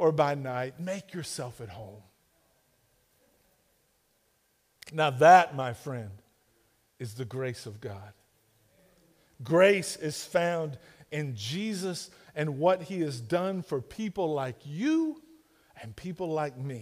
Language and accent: English; Duncan, Oklahoma, United States; I'm from Duncan.